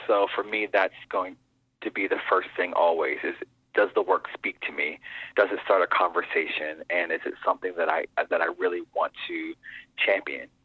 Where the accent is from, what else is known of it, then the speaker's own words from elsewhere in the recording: Pittsburgh, Pennsylvania, United States; I grew up in Pittsburgh, and that's when my love of theater really began